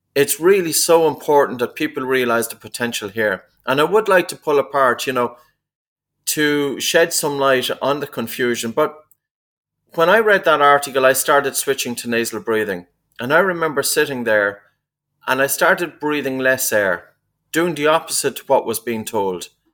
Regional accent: East Coast of Ireland, Ireland; I was a kid growing up in the East Coast of Ireland

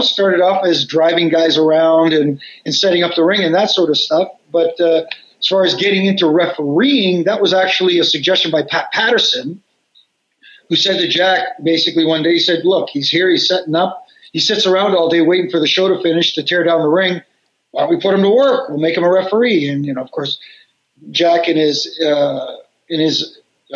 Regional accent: Toronto, Ontario, Canada; here in Toronto

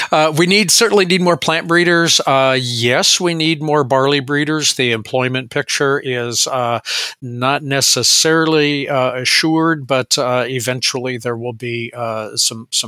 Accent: Visalia, California, United States; also born or lived in Mexico / Arizona; I was born in Visalia, California, a garden spot of the San Joaquin Valley, and uh, grew up uh, kind of, you know, a rotation between California, Mexico, and uh, Arizona.

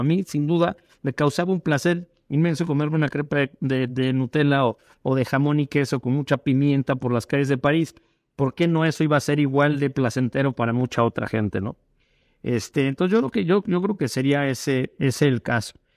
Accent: Mexico; todos somos mexicanos

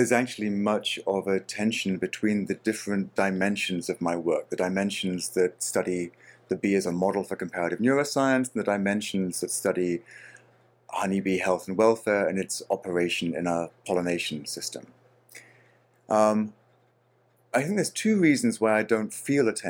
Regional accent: Australia; My home country of Australia

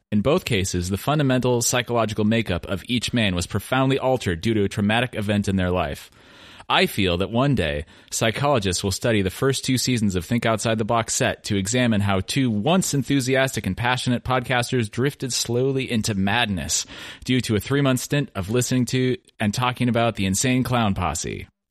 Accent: Oregon, United States; now in Massachusetts, United States; … and I grew up in Oregon

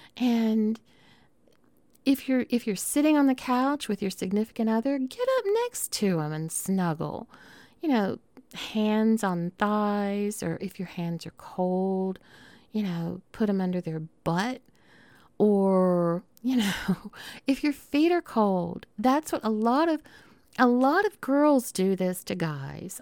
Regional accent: Southern United States, United States; accent: Southern; my Southern accent

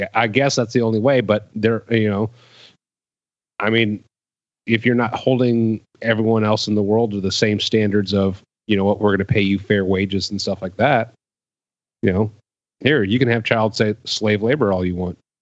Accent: Cleveland, Ohio, United States; moved away; I'm originally from Cleveland, Ohio.

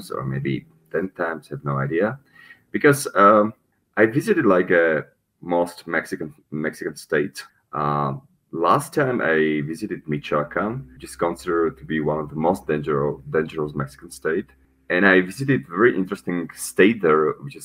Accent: Slovakia; moved away as an adult; also born or lived in Czech Republic / Paraguay / Panama; I'm originally from Slovakia, so my citizenship is Slovak

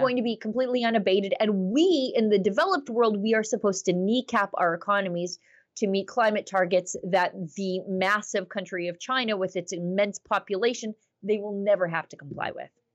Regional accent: Alberta, Canada; As as an Albertan

